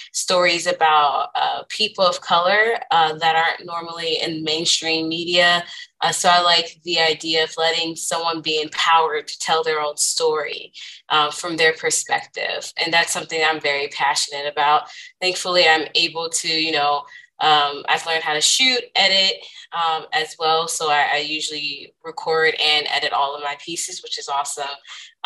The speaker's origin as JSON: {"language": "English", "town": "Culver City", "region": "California", "country": "United States", "tie": "born or raised there", "also_born_or_lived": "Philadelphia / New York", "moved": "as an adult", "said": "I grew up, born and raised in Southern California. I went to school at Culver City"}